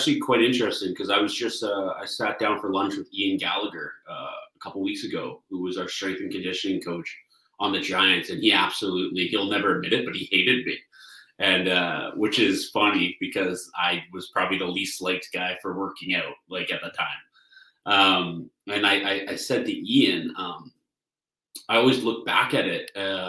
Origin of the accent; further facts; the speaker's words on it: Delta, British Columbia, Canada; also born or lived in Burnaby; living in Ladner, everyone just assumed I'd go play for the Delta IceHawks, my hometown team